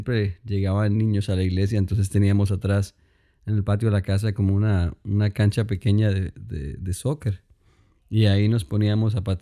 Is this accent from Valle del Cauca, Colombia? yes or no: yes; Cali, Valle del Cauca, Colombia; soy colombiano, ah, soy de Cali, Colombia, y ah, crecí en la iglesia.